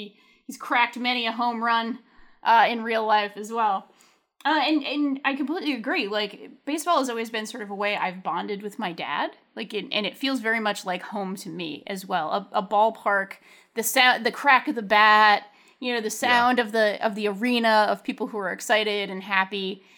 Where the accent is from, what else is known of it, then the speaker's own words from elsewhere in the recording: Pawtucket, Rhode Island, United States; We have the Red Sox farm team basically is in my hometown, the Pawtucket Red Sox. And like, I grew up going to those games my whole life as a little kid.